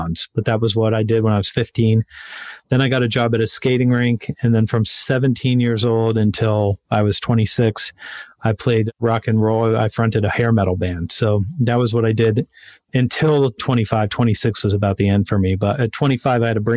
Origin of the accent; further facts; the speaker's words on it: Westerville, Ohio, United States; also born or lived in Columbus; my hometown, Westerville